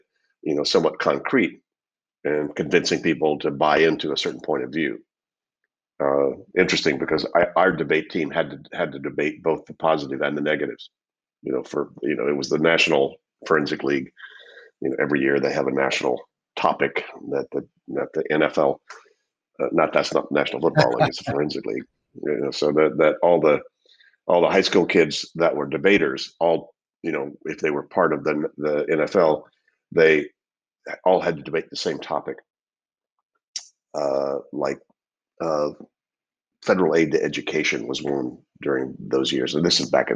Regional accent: Shreveport, Louisiana, United States; moved away; also born or lived in East Texas / Zurich, Switzerland / Berkeley, California; growing up in Shreveport, Louisiana, you know, in East Texas first, and then Shreveport, Louisiana

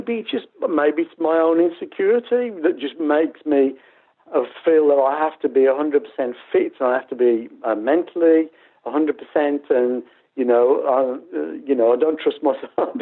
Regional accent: Birmingham, West Midlands, United Kingdom; in my hometown

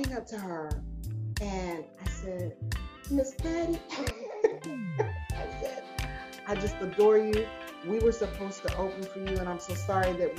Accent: Columbia, South Carolina, United States; I joined a local band in my hometown, Columbia, South Carolina

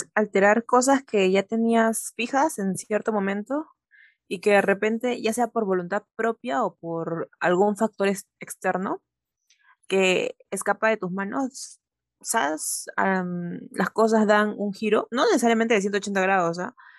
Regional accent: Ica, Peru; moved away as an adult; now in Lima, Peru; yo soy de Ica, yo soy de provincia y allá las cosas son totalmente diferentes.

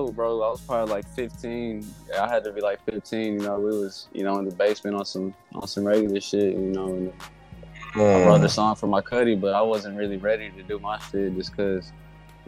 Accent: Kansas City, Kansas, United States; I was born, you know, KCK. I was living in KCK all my life, went to high school, you know, in Kansas City, Kansas, all the way.

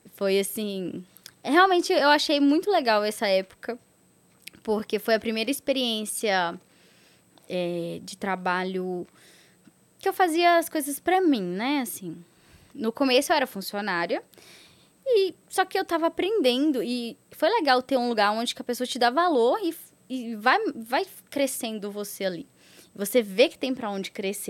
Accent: Catas Altas, Minas Gerais, Brazil; also born or lived in Contagem; eu sou do interior de Catas Altas, mas aí eu morei três anos lá em Contagem, depois eu voltei pro interior de novo.

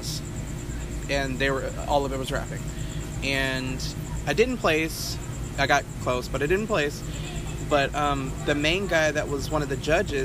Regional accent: Port Arthur, Texas, United States; also born or lived in Richmond, Texas / Katy, Texas; now in Houston, United States; I'm from Port Arthur

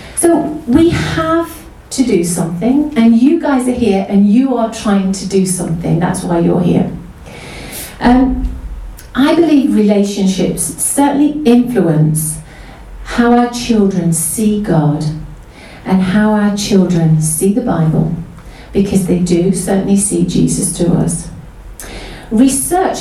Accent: Mansfield, East Midlands, United Kingdom; We grew up in Mansfield. We're originally northern kids

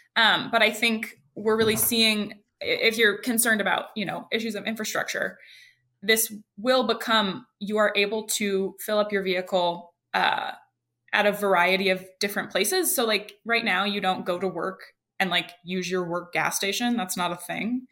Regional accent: Idaho, United States; now in California, United States; I live in California, but I'm originally from Idaho

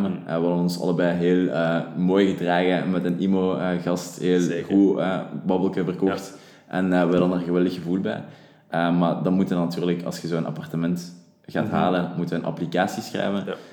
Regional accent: Leuven, Flanders, Belgium; moved away as an adult; now in Antwerp, Belgium

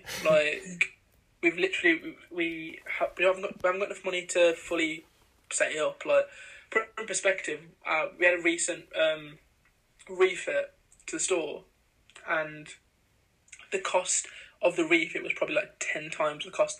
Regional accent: India; cause obviously we're from India. {S2} Yeah. {S1} Like, our families are

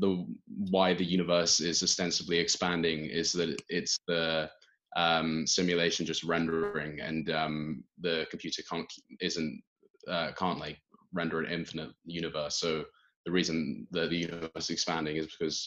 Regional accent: United Kingdom

